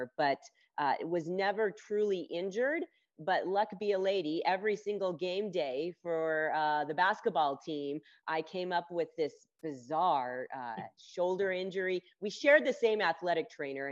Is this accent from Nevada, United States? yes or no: yes; Las Vegas, Nevada, United States; moved away as an adult; also born or lived in Chapel Hill, North Carolina / Philadelphia, Pennsylvania; I grew up in Las Vegas, where I am currently with my daughter.